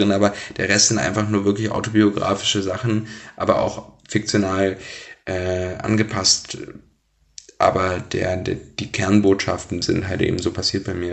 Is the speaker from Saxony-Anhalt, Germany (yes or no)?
yes; Blankenburg, Saxony-Anhalt, Germany; also born or lived in Wernigerode; Wernigerode bin ich geboren, Blankenburg in der Stadt daneben aufgewachsen, aber Wernigerode würde ich als meine Heimat sozusagen sehen, Sachsen-Anhalt im Harz